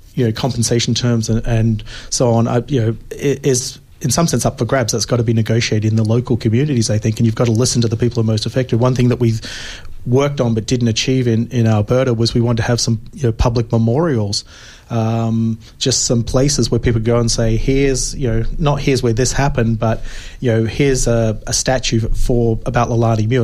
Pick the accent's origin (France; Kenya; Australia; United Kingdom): Australia; moved away; I'm originally from Australia